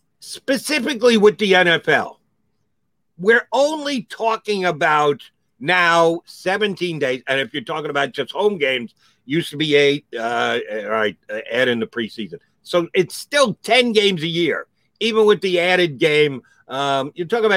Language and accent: English; New York, United States; now in Philadelphia, United States; I grew up in New York as a Jet fan